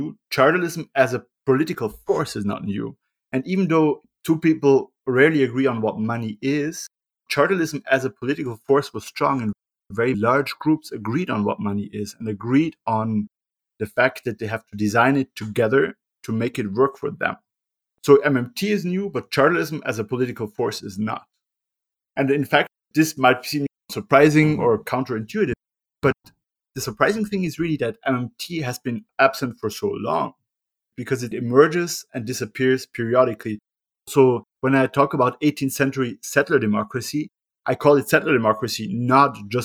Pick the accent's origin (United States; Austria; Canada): Austria; I grew up in Europe, in Euroland, in Austria